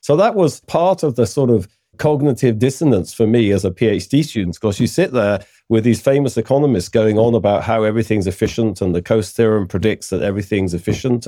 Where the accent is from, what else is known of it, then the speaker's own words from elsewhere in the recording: United Kingdom; I'm British